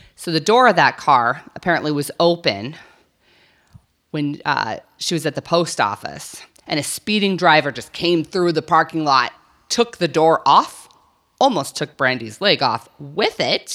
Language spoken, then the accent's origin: English; New Mexico, United States; I grew up in New Mexico.